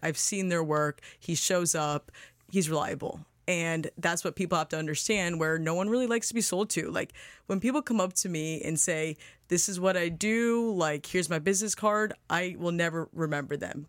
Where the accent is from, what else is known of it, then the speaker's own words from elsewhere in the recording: Boca Raton, Florida, United States; we're originally from Boca. We went to school at Lynn